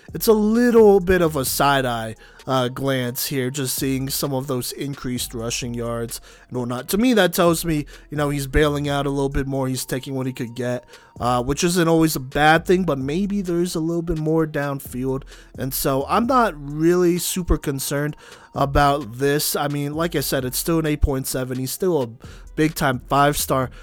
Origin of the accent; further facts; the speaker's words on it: Dallas, Texas, United States; moved away; I grew up in Dallas